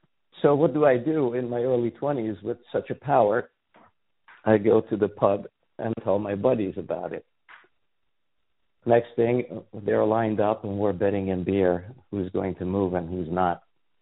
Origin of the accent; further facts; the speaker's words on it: Serbia; moved away as an adult; I was born and raised in Yugoslavia in a Hungarian family. That's where the weird name comes from. And I lived most of my life there up till the age of 26.